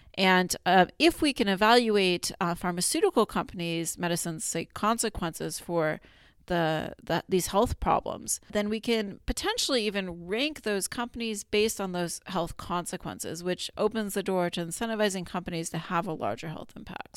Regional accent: Colorado, United States; moved away as an adult; also born or lived in Arizona / Pittsburgh; now in Binghamton, United States; I grew up in Colorado

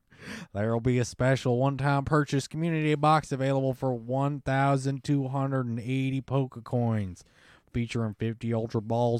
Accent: Kentucky, United States; born there; I was born in Kentucky, man. I have just the slightest amount of Southern in me.

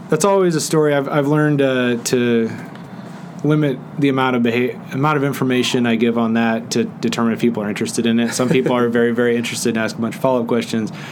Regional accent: Bermuda; born there; And so I was born in Bermuda

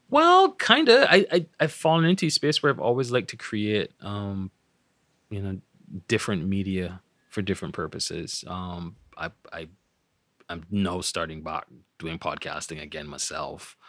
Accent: Barbados; growing up in Barbados

